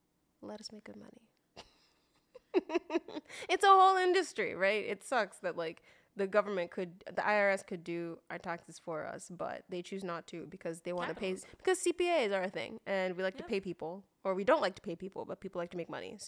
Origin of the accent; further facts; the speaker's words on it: Nigeria; We're from Nigeria.